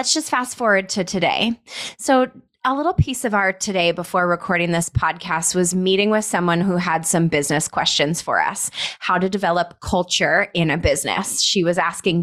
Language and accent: English; Colorado, United States; now in Scottsdale, United States; we're both from Colorado. We grew up probably 45 minutes away from one another